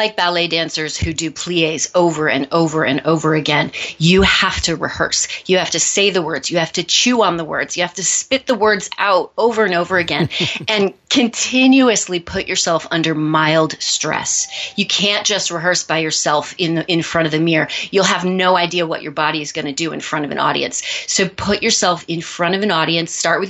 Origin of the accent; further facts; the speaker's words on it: Missouri, United States; now in New York City, United States; Well, I am from Missouri. I moved to New York City many years ago to pursue a career in the performing arts.